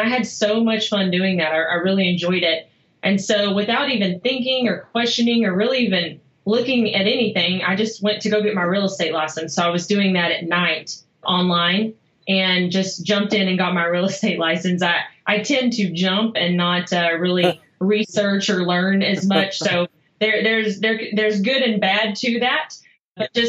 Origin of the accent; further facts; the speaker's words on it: Kaufman, Texas, United States; accent: Texas; now in Dallas, United States; I grew up in Kaufman, a small town of, 7,000 people